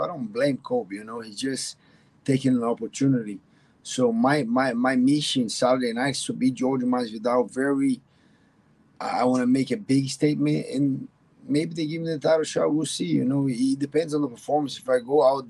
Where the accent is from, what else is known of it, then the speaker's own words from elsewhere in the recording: Brazil; moved away as an adult; now in Miami, United States; First fight was in Brazil in my hometown